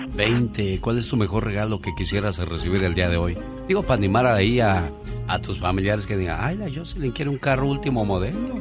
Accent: Luis Moya, Zacatecas, Mexico; moved away; un día salí de Luis Moya, Zacatecas. Pero Luis Moya, Zacatecas nunca salió de mí

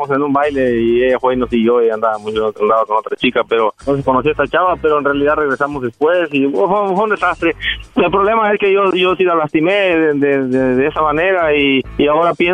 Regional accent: Jalisco, Mexico; moved away; also born or lived in Guerrero; nací en Guerrero, me crié en Jalisco, pero nací en Guerrero.

